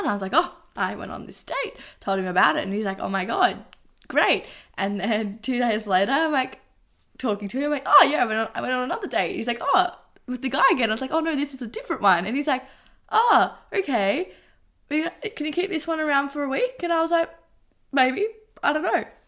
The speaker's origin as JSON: {"language": "English", "town": "Geelong", "region": "Victoria", "country": "Australia", "said": "I'm from Geelong."}